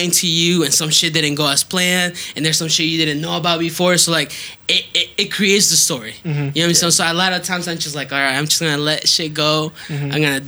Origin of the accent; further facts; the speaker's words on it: Southwest Florida, United States; he like grew up in like my hometown